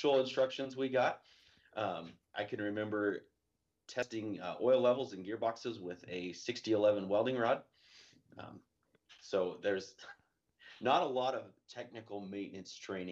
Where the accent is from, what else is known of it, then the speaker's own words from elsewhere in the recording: Idaho, United States; I grew up out here in Idaho